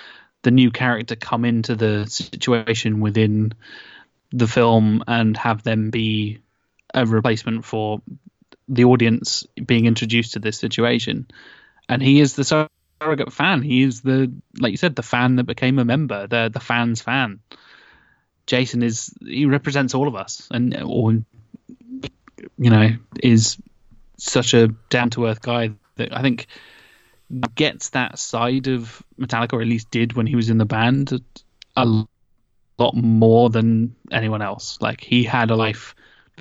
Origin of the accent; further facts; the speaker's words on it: United Kingdom; us two being British, that's the kind of shit we're raised on over here